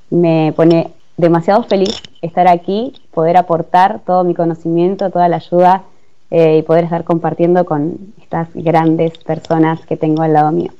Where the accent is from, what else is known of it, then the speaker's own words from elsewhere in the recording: Guadalajara, Jalisco, Mexico; moved away as an adult; now in Perugia, Italy; soy de Guadalajara, ahora me encuentro en Perulla